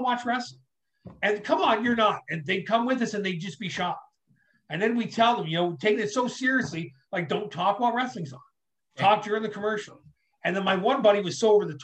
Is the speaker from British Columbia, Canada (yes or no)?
no; Ontario, Canada; also born or lived in New York, United States; We moved here when I was little